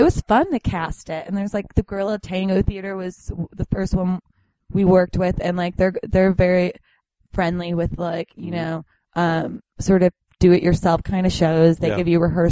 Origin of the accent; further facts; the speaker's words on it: Arlington Heights, Illinois, United States; I grew up in Arlington Heights